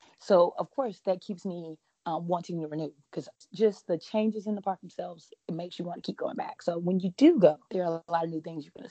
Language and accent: English; Panama City, Florida, United States; now in Warner Robins, United States; I am originally from the Panama City area, so I'm a Florida native. And I currently live in Warner Robins, Georgia, which is about an hour from Atlanta